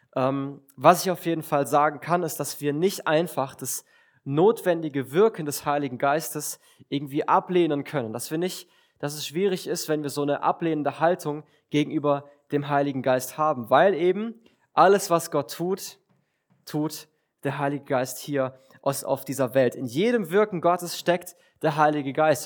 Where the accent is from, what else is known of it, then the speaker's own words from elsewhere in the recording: Villingen-Schwenningen, Baden-Württemberg, Germany; ich komme aus Villingen